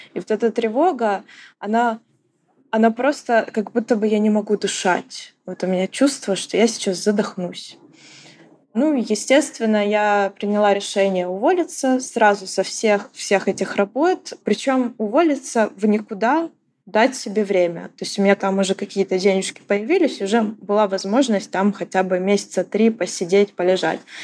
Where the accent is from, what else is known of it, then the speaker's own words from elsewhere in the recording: Ukraine; moved away as an adult; я украинка, и я вынужденная эмигрантка